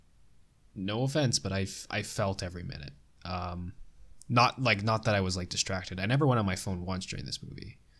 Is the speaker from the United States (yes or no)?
no; Canada; I'm Canadian. Like, I'm fucking fifth generation Canadian